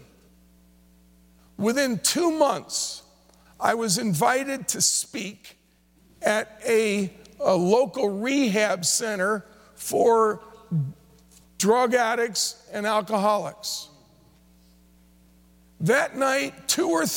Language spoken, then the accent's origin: English; New Jersey, United States; I grew up in New Jersey, but two or three times a year would go into New York City.